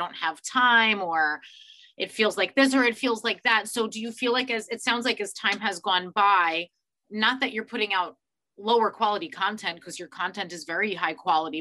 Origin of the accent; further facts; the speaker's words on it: New York, United States; as a New Yorker